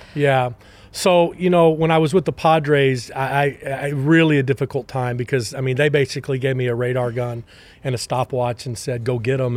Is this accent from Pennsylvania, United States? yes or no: no; Temple, Texas, United States; moved away as an adult; also born or lived in Austin, Texas / Arlington, Texas; now in Kansas City, United States; I grew up in Temple, Texas, and really, uh, more of a football background